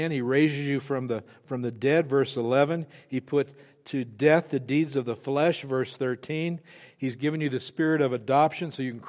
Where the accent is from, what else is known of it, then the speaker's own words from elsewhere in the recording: Wyoming, United States; I'm from Wyoming. I know what it means to cowboy my way through a problem.